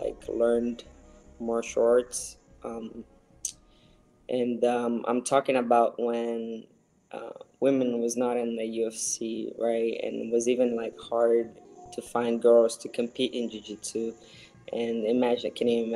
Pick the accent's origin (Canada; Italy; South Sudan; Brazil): Brazil; Northeast Region; moved away; So I'm from Brazil. I was born in the northeast of Brazil in a very small town close to the Amazon area. Grew up in a traditional family